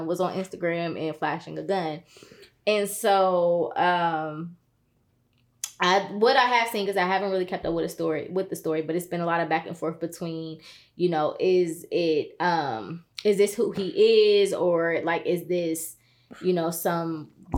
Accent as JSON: {"language": "English", "country": "United States", "tie": "born or raised there", "said": "I grew up in Brittany Hills."}